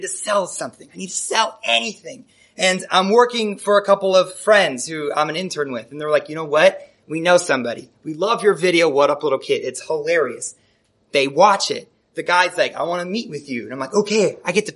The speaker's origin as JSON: {"language": "English", "town": "Chicago", "region": "Illinois", "country": "United States", "moved": "as an adult", "lives_now": "Los Angeles, United States", "said": "we're both from Chicago"}